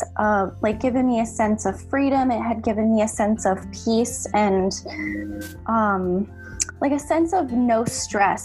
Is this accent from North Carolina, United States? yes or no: no; Connecticut, United States; moved away as an adult; now in Valencia, Spain; currently I am based in Valencia, Spain, but I'm originally from Connecticut, USA.